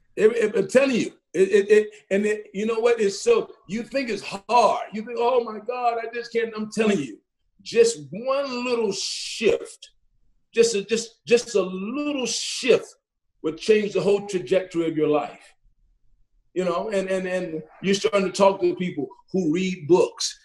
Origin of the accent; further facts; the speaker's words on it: Athens, Georgia, United States; now in Tucson, United States; growing up in Athens, Georgia, growing up in East Athens